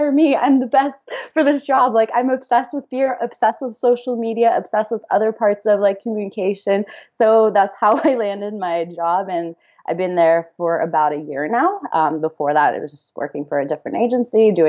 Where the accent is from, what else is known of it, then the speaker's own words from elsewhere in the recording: Canada; moved away as an adult; also born or lived in Houston; now in San Diego, United States; I grew up mostly in Canada